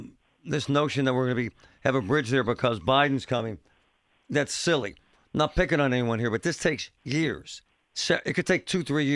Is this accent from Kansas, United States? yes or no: no; Pittsburgh, Pennsylvania, United States; born or raised there